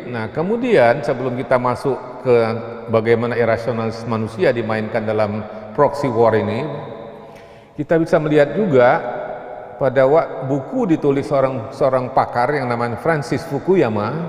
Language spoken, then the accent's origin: Indonesian; Bangka Belitung Islands, Indonesia; thorium di kampung saya di Pulau Bangka Belitung itu bekas penggalian timah